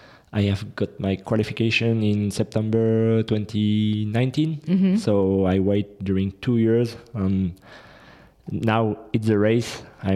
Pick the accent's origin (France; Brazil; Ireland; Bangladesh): France; I'm from France directly.